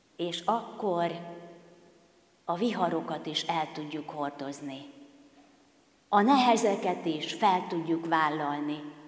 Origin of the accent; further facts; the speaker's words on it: Kecskemét, Bács-Kiskun, Hungary; akik kecskemétiek vagyunk